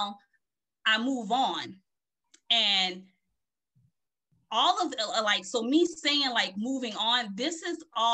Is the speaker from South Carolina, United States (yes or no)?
yes; Beaufort, South Carolina, United States; moved away as an adult; also born or lived in Philadelphia, Pennsylvania / Connecticut; I am from Beaufort, South Carolina.